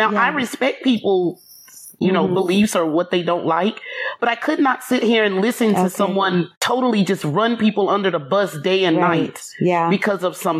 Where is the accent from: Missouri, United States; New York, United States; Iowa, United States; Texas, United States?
Texas, United States; Anyway, I'm from Texas.